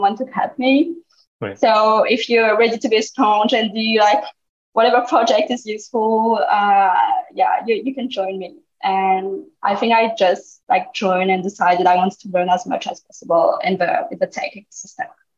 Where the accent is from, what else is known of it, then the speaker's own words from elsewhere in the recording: France; my parents are Vietnamese, but I grew up in France.